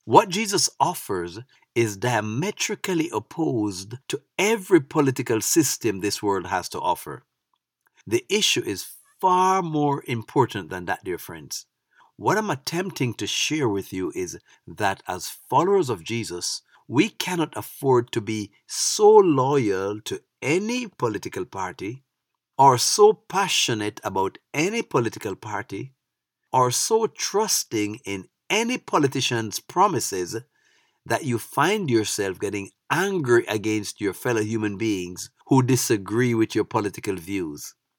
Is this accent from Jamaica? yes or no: yes; Jamaica; moved away as an adult; now in United States; As a young man growing up in Jamaica, I was never affiliated as a P N P or a G L P either